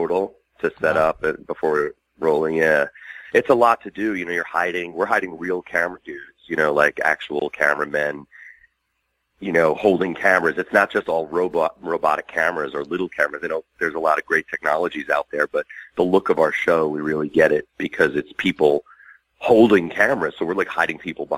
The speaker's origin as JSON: {"language": "English", "area": "Long Island", "region": "New York", "country": "United States", "moved": "yes", "lives_now": "Burbank, United States", "said": "I'm originally from Long Island, but I live in Burbank, California now."}